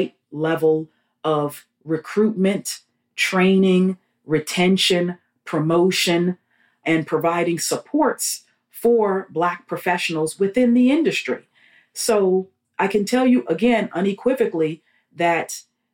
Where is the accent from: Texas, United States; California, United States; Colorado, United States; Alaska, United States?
California, United States; Los Angeles; moved away as an adult; also born or lived in New York / New Jersey; now in Houston, United States; I grew up in Los Angeles after my family moved to Southern California from New York